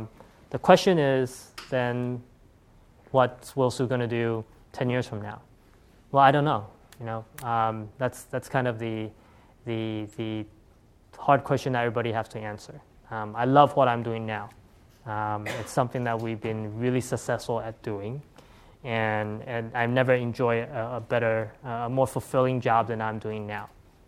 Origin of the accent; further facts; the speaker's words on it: California, United States; my passion was still around this community I grew up with here in the Bay Area, right?